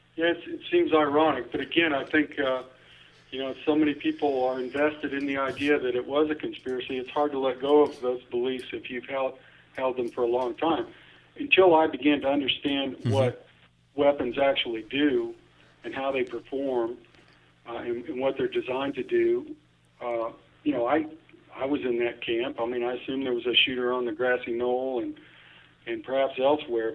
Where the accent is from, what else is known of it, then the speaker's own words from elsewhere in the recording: Topeka, Kansas, United States; also born or lived in Washington D.C.; I was six years old, growing up in Topeka, Kansas